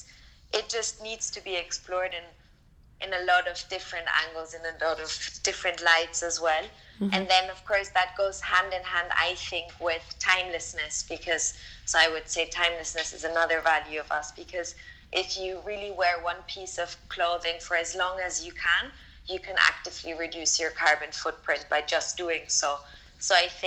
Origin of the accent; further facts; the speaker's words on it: Austria; now in London, United Kingdom; Mom is based in Austria and I'm based in London. So we're both from Austria.